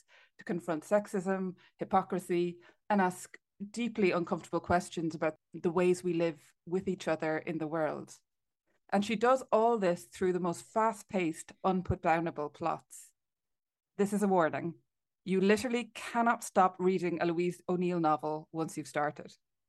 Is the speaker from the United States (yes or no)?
no; Clonakilty, Munster, Ireland; she's from Clonakilty, which also happens to be my hometown and the best town in Ireland.